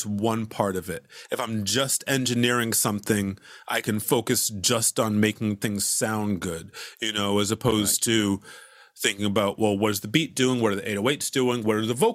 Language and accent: English; Hartford, Connecticut, United States; moved away as an adult; also born or lived in Boston, Massachusetts; now in Brooklyn, United States; I was born in Hartford, Connecticut, and then I moved to Boston specifically to go to Berklee.